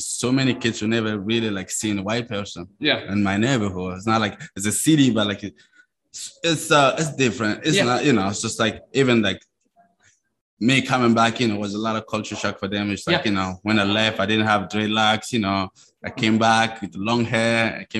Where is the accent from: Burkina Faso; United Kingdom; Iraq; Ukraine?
Burkina Faso; first language Mooré; English is a second language; is my native language. It's my ethnicity is called Mosi.